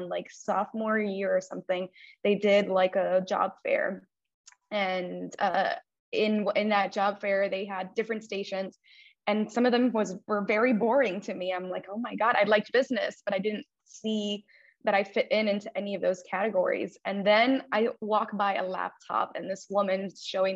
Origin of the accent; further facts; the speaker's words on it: Miami, Florida, United States; also born or lived in Cuba; I immigrated to this country from Cuba when I was about 5 years old. And I lived in Miami basically all of my life. I was raised here for the most part